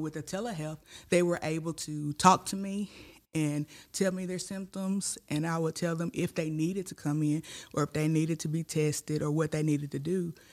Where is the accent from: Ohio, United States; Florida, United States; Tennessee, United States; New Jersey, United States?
Tennessee, United States; Tigrett; also born or lived in Dyersburg, Tennessee; I'm from a little town called Tigret